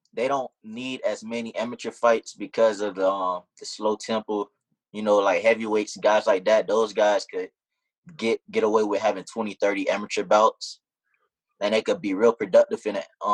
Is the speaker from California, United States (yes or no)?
no; Miami, Florida, United States; moved away as an adult; now in Colorado Springs, United States; I'm from Miami, Florida. I live out here in Colorado Springs for right now because I was boxing for the Army